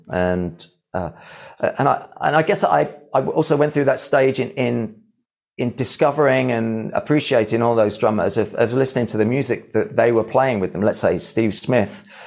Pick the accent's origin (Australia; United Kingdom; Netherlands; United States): United Kingdom; Midlands; I am from the Midlands, so I grew up with all that sort of heavy rock